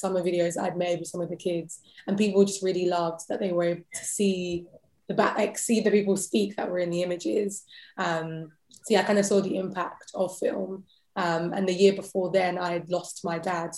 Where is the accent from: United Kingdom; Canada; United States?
United Kingdom; London; accent: British; I was born and raised in London